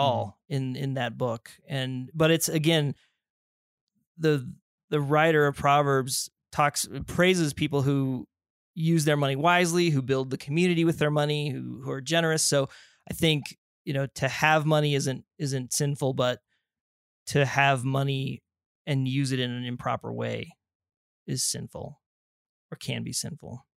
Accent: Colorado Springs, Colorado, United States; grew up down there in the Springs, went to Air Academy High School

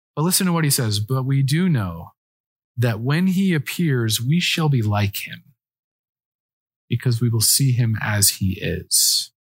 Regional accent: Colorado, United States; I'm from Colorado

